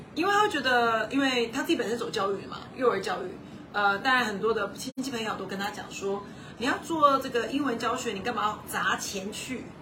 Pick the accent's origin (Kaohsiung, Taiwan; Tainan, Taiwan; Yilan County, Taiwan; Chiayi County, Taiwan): Kaohsiung, Taiwan; Linyuan; moved away; also born or lived in United States / Taipei, Taiwan; 我本人就是一个陵园人